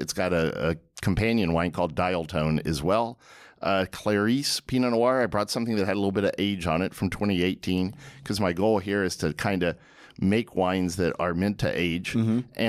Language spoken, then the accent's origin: English; Austin, Texas, United States; I'm from Austin, Texas. I was born and raised.